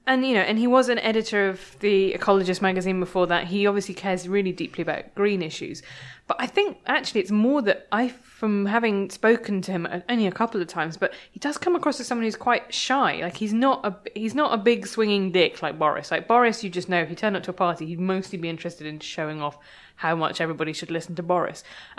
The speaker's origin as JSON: {"language": "English", "country": "United Kingdom", "said": "which I felt really uncomfortable about being very British"}